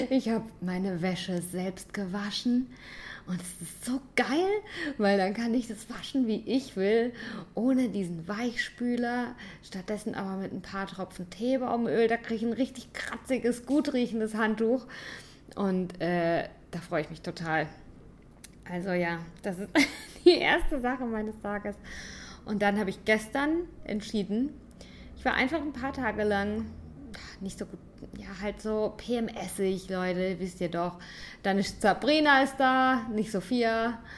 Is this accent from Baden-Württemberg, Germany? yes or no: yes; St. Leon-Rot, Baden-Württemberg, Germany